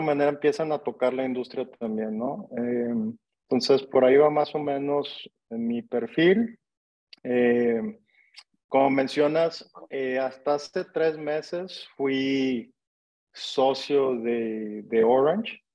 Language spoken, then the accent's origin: Spanish; Monterrey, Nuevo León, Mexico; yo soy regio, yo nací en Monterrey